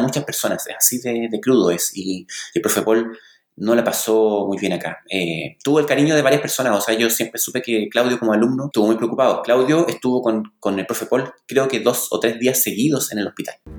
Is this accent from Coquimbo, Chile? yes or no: yes; La Serena, Coquimbo, Chile; soy chileno, nacido y criado en la pequeña ciudad de La Serena